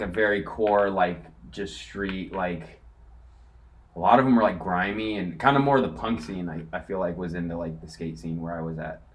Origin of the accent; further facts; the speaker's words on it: Corona, California, United States; I grew up in Corona, to be specific, uh, which is like right between San Diego and LA.